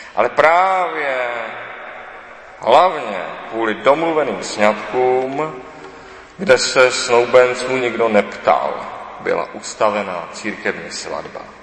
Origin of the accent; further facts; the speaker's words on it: Czechia